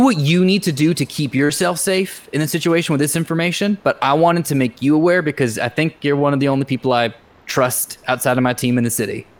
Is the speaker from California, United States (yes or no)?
yes; California, United States; I grew up in the Bay Area, so it's not the most unusual thing that's ever happened, so.